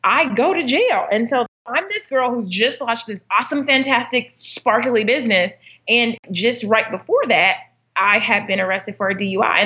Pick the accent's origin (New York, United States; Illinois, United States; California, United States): California, United States; Inglewood; I was born and raised in Inglewood, California, not the sexiest part of town